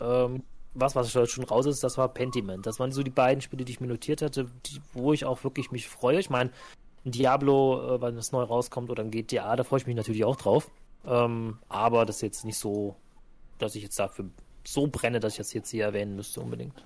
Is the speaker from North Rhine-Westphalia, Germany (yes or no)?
yes; Cologne, North Rhine-Westphalia, Germany; als Kölner